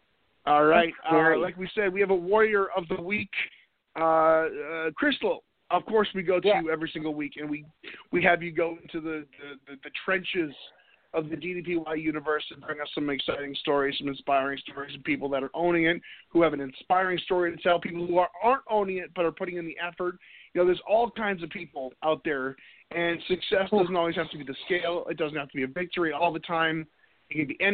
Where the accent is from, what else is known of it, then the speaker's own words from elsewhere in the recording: Needham, Massachusetts, United States; I'm originally from Needham.